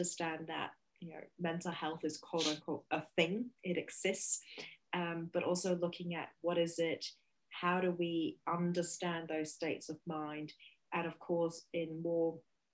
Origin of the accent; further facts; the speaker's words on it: Hong Kong; moved away as an adult; now in Beijing, China; So I am originally from Hong Kong and have been living in Beijing for the last 12 years.